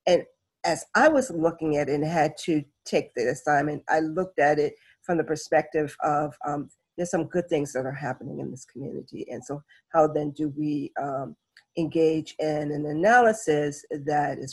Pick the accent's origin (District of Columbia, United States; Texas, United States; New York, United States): New York, United States; New York City; I'm a native New Yorker. I'm born and raised in Brooklyn, New York